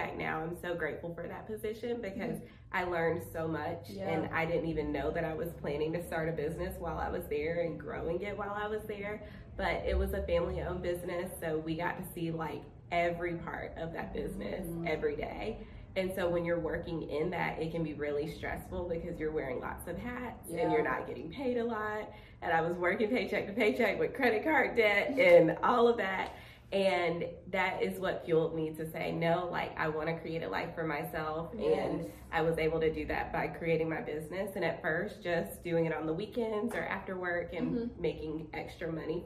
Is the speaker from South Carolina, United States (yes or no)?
yes; Spartanburg, South Carolina, United States; I grew up in Spartanburg, South Carolina